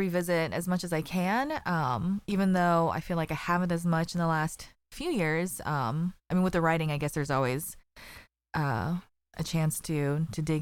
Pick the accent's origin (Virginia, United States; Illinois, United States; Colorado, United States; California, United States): Colorado, United States; Colorado Springs; I grew up in Colorado Springs